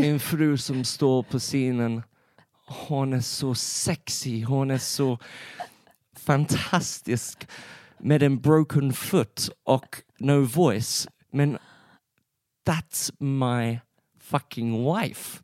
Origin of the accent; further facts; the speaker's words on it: England, United Kingdom; Swedish is a second language; moved away as an adult; now in Sweden; jag är en engelsman. Mm. Jag har bott i Sverige för fyra år.